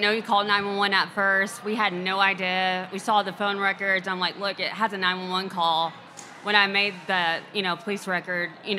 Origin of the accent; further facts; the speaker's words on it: Texas, United States; I'm from Texas